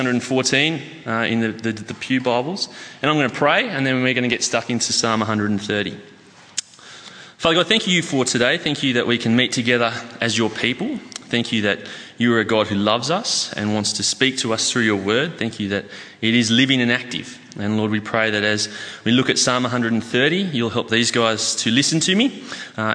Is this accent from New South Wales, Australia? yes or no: yes; Armidale, New South Wales, Australia; moved away as an adult; I moved down here from Armidale, which is a place about 6 hours north. Generally people know it either for the university or for being a really cold spot that you've stopped on your way to Brisbane or something. Well, so I grew up there, spent about the last 30 years there